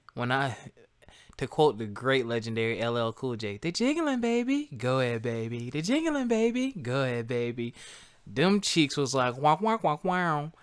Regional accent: South Carolina, United States; moved away as an adult; also born or lived in Philadelphia; I'm from South Carolina

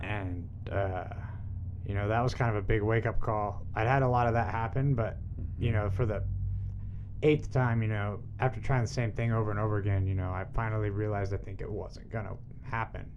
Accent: Dallas, Texas, United States; my hometown Dallas

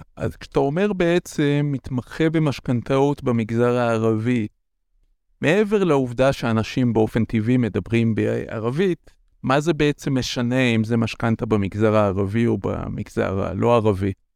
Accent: Israel; moved away; אני במקור מקיבוץ

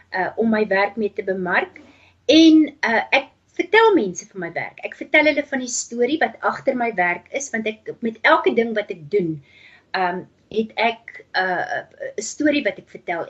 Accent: Namibia; also born or lived in Transvaal, South Africa / Cape Town, South Africa; now in United States; ek het groot geword in Namibië

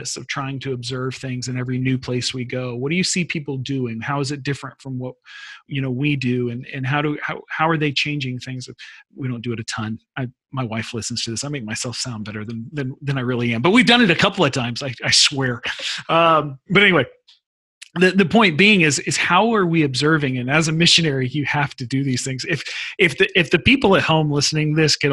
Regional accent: United States; moved away as an adult; also born or lived in Central Asia; I'm American

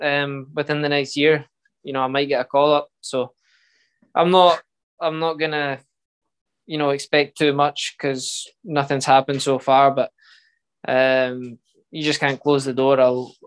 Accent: Scotland, United Kingdom; It's every Scottish player and every kid growing up in Scotland that likes football.

